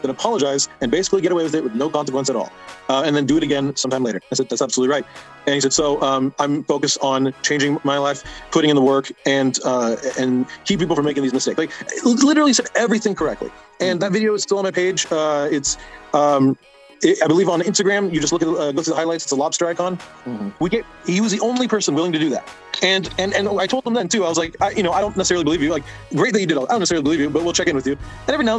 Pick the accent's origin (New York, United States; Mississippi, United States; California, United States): California, United States; Orange County; I grew up in Orange County in Los Angeles